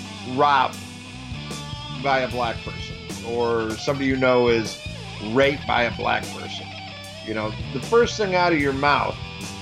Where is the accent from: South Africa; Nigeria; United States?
United States; I'm fucking predominantly Irish, but I'm fucking American